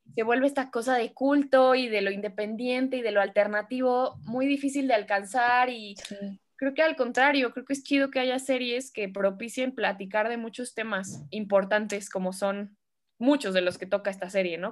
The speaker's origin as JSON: {"language": "Spanish", "country": "Mexico", "said": "yo soy mexicana"}